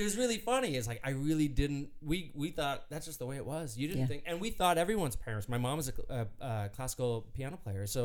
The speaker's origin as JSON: {"language": "English", "town": "Anaheim", "region": "California", "country": "United States", "tie": "born or raised there", "said": "My dad was the director of the Disneyland band, the conductor. So when we grew up, like we grew up at Disneyland in the Disneyland band room"}